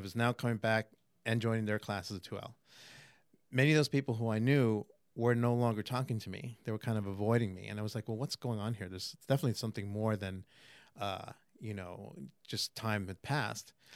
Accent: New York City, New York, United States; moved away as an adult; also born or lived in Manhattan; now in Florida, United States; born in Manhattan, raised in Queens.

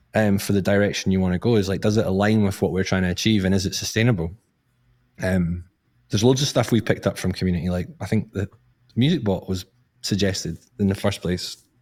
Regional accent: Scotland, United Kingdom; I'm from Scotland

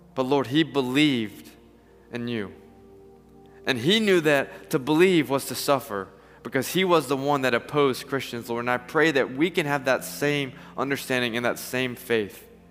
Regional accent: Atlanta, Georgia, United States; I'm from Atlanta

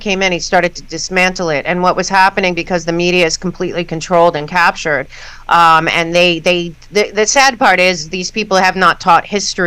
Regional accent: New York City, New York, United States; moved away as an adult; now in Florida, United States; I had to leave New York City after a whole life basically being a New Yorker. I moved a month and a half ago to Florida

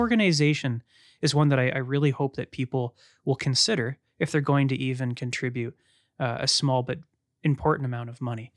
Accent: London, Ontario, Canada; As a Canadian, as a privileged white man in London, Ontario, Canada

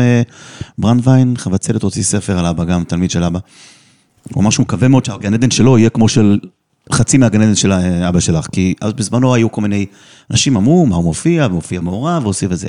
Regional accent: Netherlands; נולדתי גם שם בהולנד

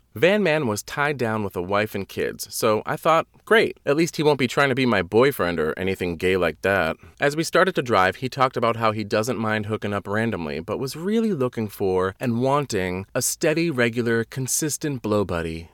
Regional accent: Wareham, Massachusetts, United States; moved away as an adult; also born or lived in New York; My hometown is the armpit of Massachusetts.

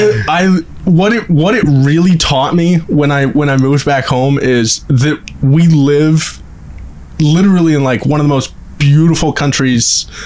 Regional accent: Maine mid-coast, United States; moved away as an adult; I moved back home. I still didn't appreciate where I grew up, like the beautiful Maine mid-coast, Acadia National Park.

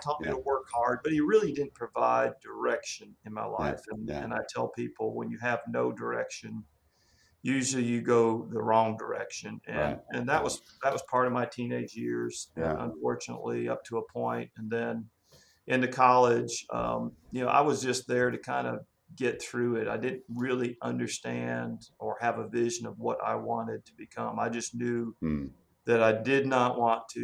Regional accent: Niagara Falls, New York, United States; now in Georgia, United States; I'm one of those Southerners that grew up in Niagara Falls, Georgia, New York. So a little bit different growing up in Western New York

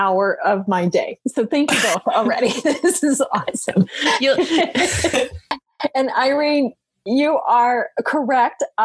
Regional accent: Okefenokee Swamp, Georgia, United States; moved away; also born or lived in Atlanta, Georgia / San Juan Islands, Washington; I grew up in the Okefenokee Swamp, which is on the Georgia-Florida line

